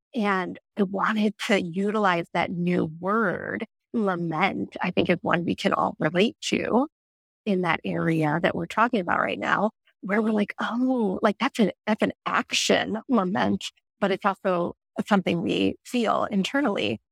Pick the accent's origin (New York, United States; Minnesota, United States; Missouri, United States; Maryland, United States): Missouri, United States; outside of St. Louis; I grew up in outside of St. Louis